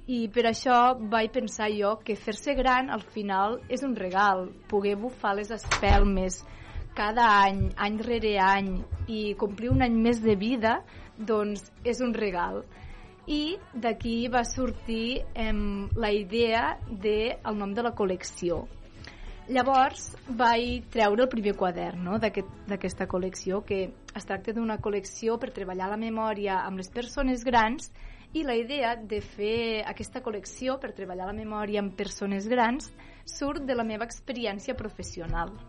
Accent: Calaf, Catalonia, Spain; Jo vinc de Calaf.

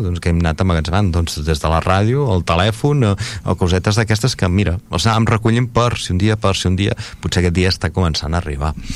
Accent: Vilassar de Dalt, Catalonia, Spain

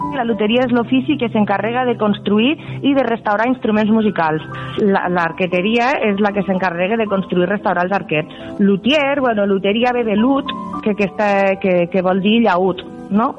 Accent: Lleida, Catalonia, Spain; now in Tarragona, Spain; Jo vaig néixer a Lleida, eh, tinc 35 anys i tinc el meu local comercial, el meu taller botiga, aquí a Tarragona

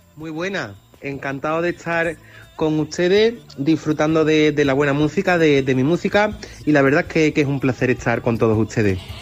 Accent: Olivares, Seville, Andalusia, Spain; Yo soy de Olivar, un pueblo de, Sevilla

